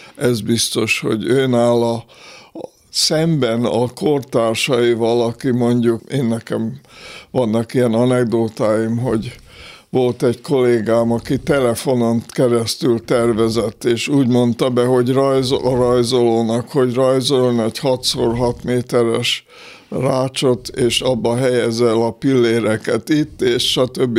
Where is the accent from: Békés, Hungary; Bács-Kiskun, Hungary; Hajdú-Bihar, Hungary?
Békés, Hungary; Békéscsaba; moved away; also born or lived in Austria / Budapest; Békés Csabán születtem, ott éltem hét éves koromig